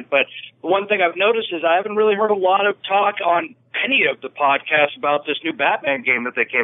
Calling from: Santa Rosa, California, United States; from Santa Rosa, California.

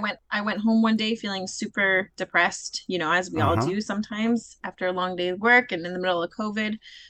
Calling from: Vancouver, British Columbia, Canada; I'm currently calling in from Vancouver, BC.

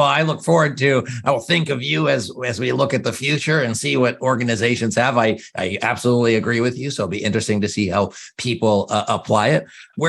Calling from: Canada; And I'm calling from Canada.

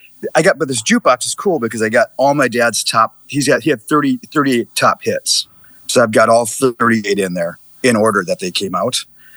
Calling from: Prior Lake, Minnesota, United States; Prior Lake, Minnesota for the holiday.

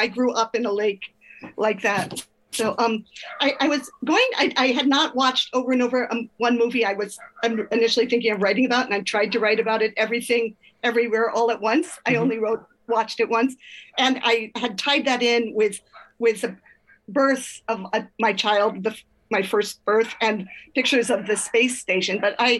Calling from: Oakland, California, United States; From Oakland, California.

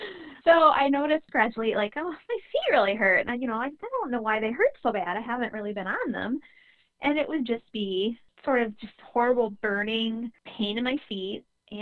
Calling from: Sioux Falls, South Dakota, United States; I am calling from Sioux Falls, South Dakota. We have some gorgeous waterfalls in our city, and that's what our city is named for.

